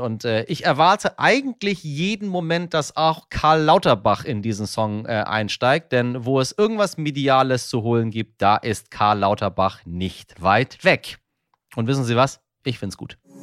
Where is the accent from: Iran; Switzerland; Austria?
Iran; now in Germany; mir als Iraner